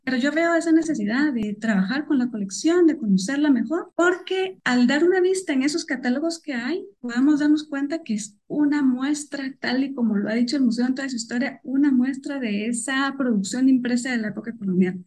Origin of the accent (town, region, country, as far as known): Guatemala